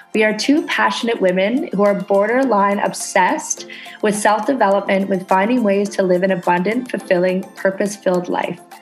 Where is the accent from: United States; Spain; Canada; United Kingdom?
Canada; moved away as an adult; now in Indonesia